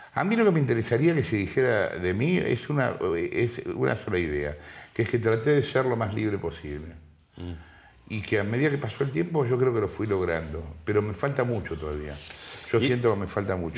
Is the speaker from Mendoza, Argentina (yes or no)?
no; Sarandí, Buenos Aires Province, Argentina; Yo estoy acá y soy de Sarandí